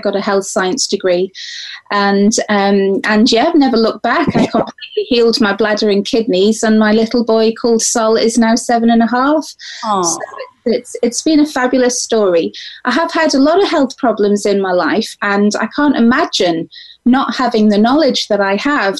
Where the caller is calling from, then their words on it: Isle of Man; I'm actually calling from the Isle of Man, which is a really magical little island between Ireland and England.